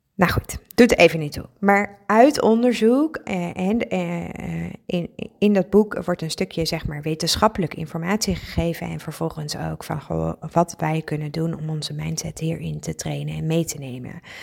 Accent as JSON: {"language": "Dutch", "region": "Friesland", "country": "Netherlands", "said": "ik ben Fries, ik woon ook in Friesland"}